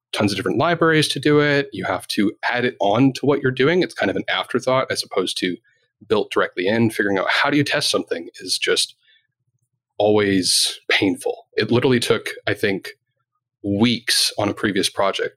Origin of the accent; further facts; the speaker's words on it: Canada; I'm Canadian